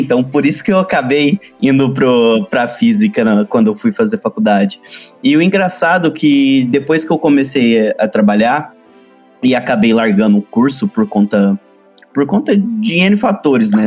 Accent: Uberlândia, Minas Gerais, Brazil; eu sou uberlandense, sou de Minas Gerais, né? Uberlândia, Minas Gerais.

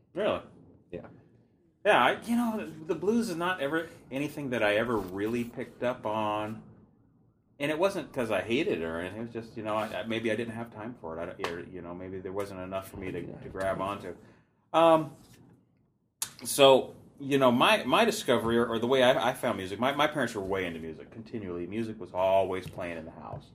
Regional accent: Seattle, Washington, United States; now in Olympia, United States; growing up in Seattle

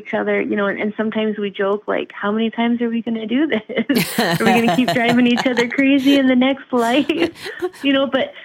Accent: Lehigh Valley, Pennsylvania, United States; now in Wisconsin, United States; I am originally from Pennsylvania. And, you know, I tell everybody, I'm from the Lehigh Valley

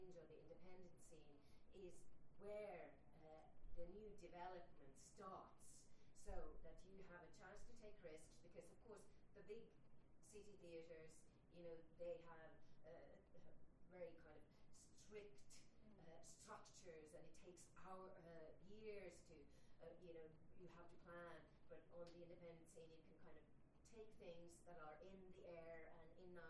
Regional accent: Finland; I'm from Finland

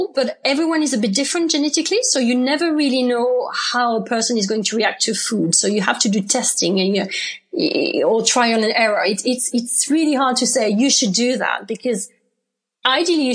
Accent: France; accent: French; English is a second language; moved away as an adult; also born or lived in United Kingdom; I'm from France, obviously. You can recognize that from my accent.

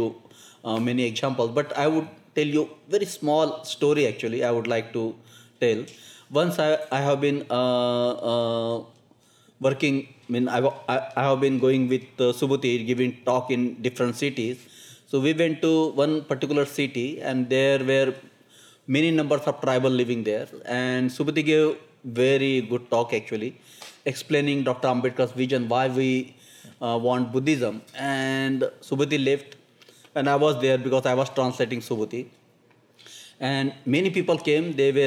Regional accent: India; being Indian, working in Indian situation

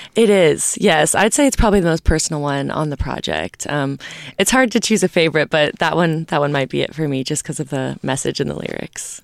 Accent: Nashville, Tennessee, United States; I come from Nashville, Tennessee

